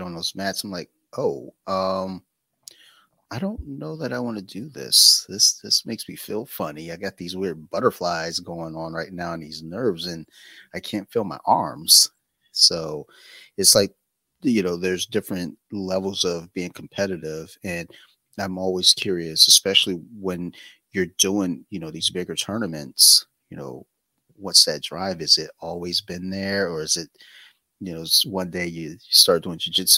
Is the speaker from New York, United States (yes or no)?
no; Detroit, Michigan, United States; now in Maryland, United States; I'm originally from Detroit and I've never liked the cold